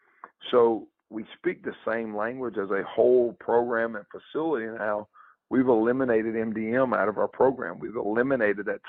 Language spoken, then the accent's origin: English; the South, United States; growing up in the South and growing up kind of in that Bible Belt